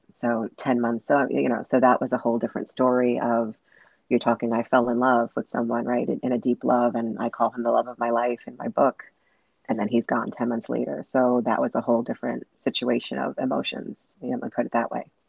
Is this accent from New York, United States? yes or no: yes; New York City, New York, United States; I was born and raised in Brooklyn, New York.